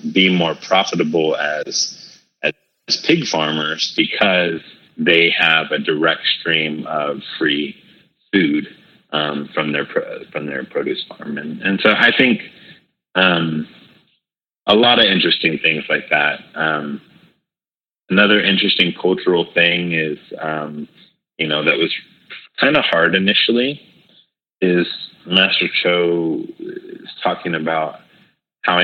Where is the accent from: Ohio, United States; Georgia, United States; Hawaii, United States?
Hawaii, United States; also born or lived in California; Growing up Hawaii, as well as California, and growing up in Hawaii, it's by and large an Asian culture